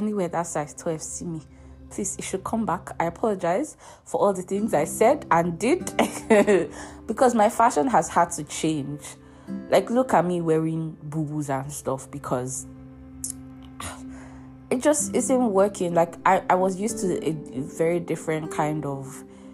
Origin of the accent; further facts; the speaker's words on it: Nigeria; also born or lived in Europe; As a Nigerian in Nigeria